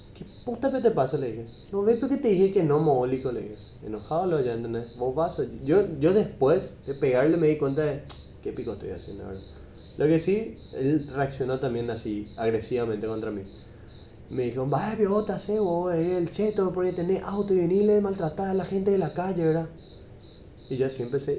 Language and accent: Spanish; Paraguay; el ambiente en el que crecimos los hombres acá en Paraguay